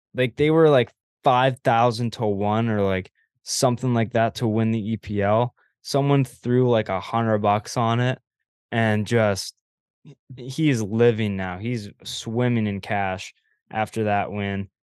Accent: Canada; as a Canadian

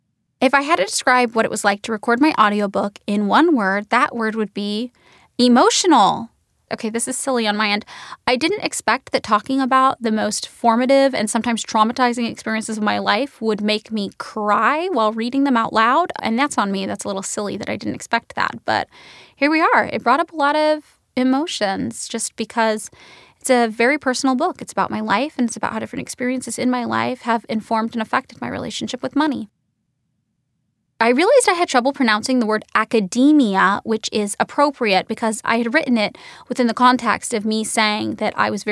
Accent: Fresno, California, United States; born there; I'll be like, I was born in Fresno, California.

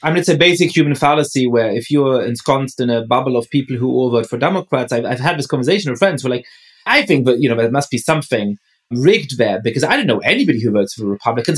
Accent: Germany; also born or lived in England; now in United States; growing up in Germany

